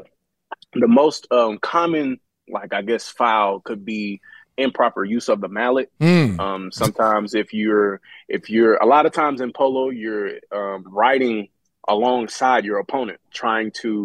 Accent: Texas, United States; moved away as an adult; now in Atlanta, United States; I'm from Texas

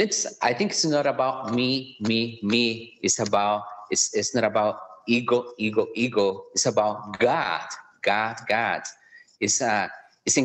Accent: Colombia; English is a second language; moved away as an adult; also born or lived in Connecticut, United States; now in Kansas City, United States; I am from Colombia, from the beautiful country of Colombia in South America.

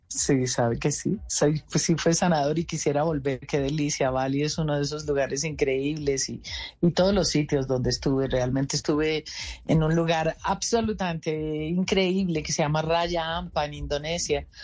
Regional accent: Colombia; yo me tengo que volver a mi tierra, yo tengo que trabajar por mi Colombia

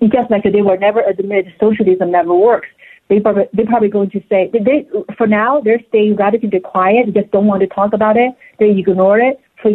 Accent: China; English is a second language; now in United States; I came from China. I lived through food shortages before. I had never imagined that I would have to live it again in the United States.

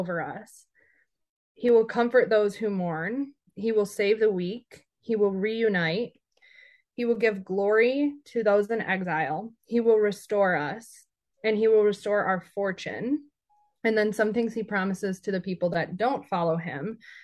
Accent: Grand Rapids, Michigan, United States; moved away as an adult; also born or lived in Arizona; my hometown in Grand Rapids

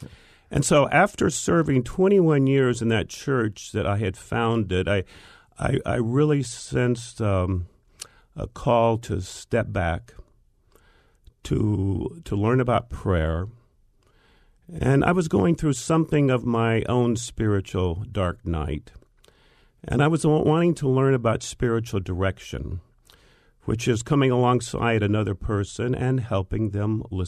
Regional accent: Peoria, Arizona, United States; Actually, I was born here in the Valley. And back in the old days, I was raised on a cotton farm out in the West Valley, which is Peoria and Glendale

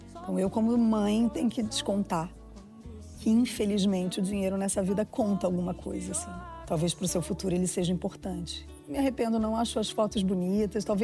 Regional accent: Brazil; moved away; Vim do Brasil para falar um palavrão.

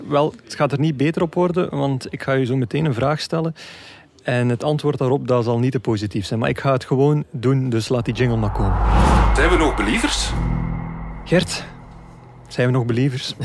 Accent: Belgium; als Belg

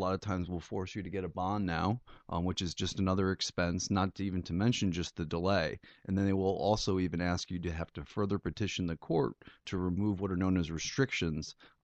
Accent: New England, United States; also born or lived in Michigan; I grew up in New England, but I was born in Michigan.

